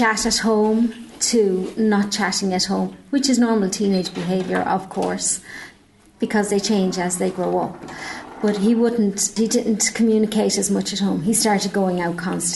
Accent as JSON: {"language": "English", "town": "Dublin", "region": "Leinster", "country": "Ireland", "moved": "yes", "lives_now": "Nenagh, Ireland", "said": "I'm from Dublin originally, moved down."}